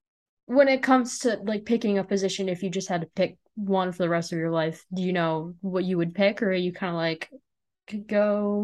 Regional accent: Illinois, United States; moved away as an adult; now in Nebraska, United States; I am from Illinois, but I go to school in Nebraska.

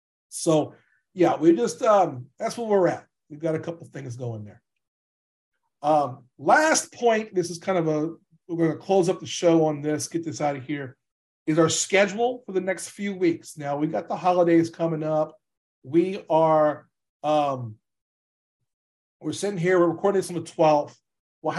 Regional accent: Louisiana, United States; I'm from Louisiana

